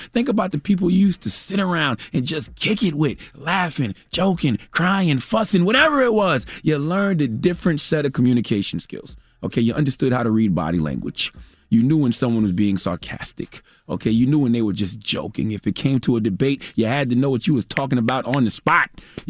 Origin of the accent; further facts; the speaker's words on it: Mount Corner, South Carolina, United States; I grew up in Mount Corner, South Carolina. I ain't had no damn money.